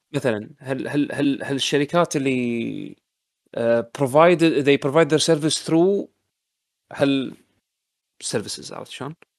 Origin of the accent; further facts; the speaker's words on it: Kuwait; عندنا بالكويت